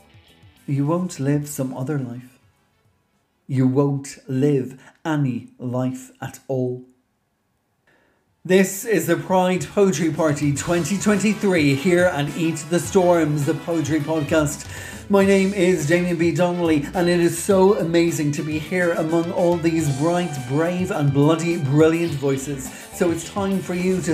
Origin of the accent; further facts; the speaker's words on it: Dublin, Leinster, Ireland; I grew up in Dublin here in Ireland